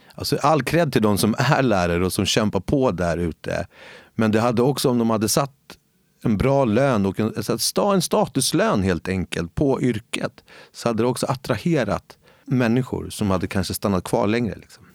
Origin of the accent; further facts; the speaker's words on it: Stockholm, Stockholm County, Sweden; moved away as an adult; now in Gustavsberg, Sweden; jag är född och uppväxt i, ute i Husby